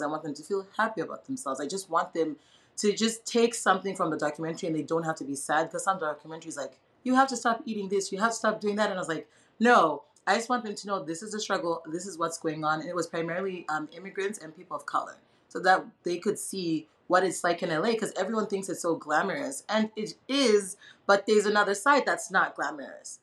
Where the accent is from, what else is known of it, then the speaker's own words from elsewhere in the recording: Zimbabwe; moved away as an adult; now in United States; I was born and raised in Zimbabwe, so I only left when I was 19 years old.